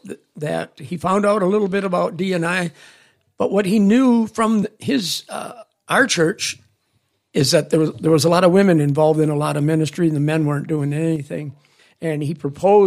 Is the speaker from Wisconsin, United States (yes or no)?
yes; Loyal, Wisconsin, United States; my hometown of Loyal, Wisconsin